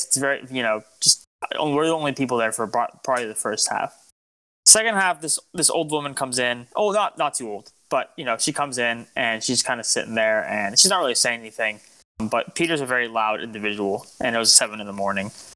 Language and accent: English; Lebanon; I'm Lebanese, me and … are Lebanese